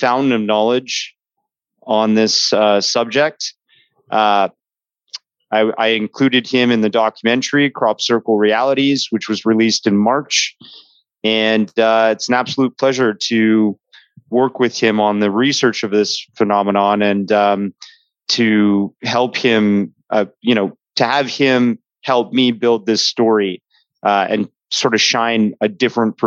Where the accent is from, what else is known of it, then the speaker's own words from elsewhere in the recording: Toronto, Ontario, Canada; I am a Canadian dude. I herald from Toronto, Ontario, Canada